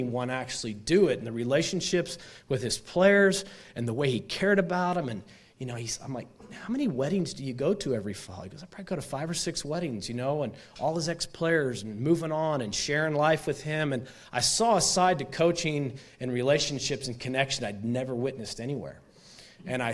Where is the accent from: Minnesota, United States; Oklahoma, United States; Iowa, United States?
Oklahoma, United States; Stillwater; moved away as an adult; also born or lived in Raleigh, North Carolina / Atlanta, Georgia / Phoenix, Arizona / Nashville; I grew up in Stillwater. This was my home for 24 or 5 years